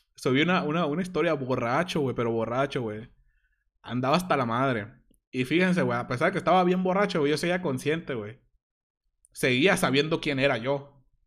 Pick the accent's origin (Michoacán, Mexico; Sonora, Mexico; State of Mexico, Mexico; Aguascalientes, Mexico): Sonora, Mexico; Hermosillo; Soy de Sonora, de Hermosillo, Sonora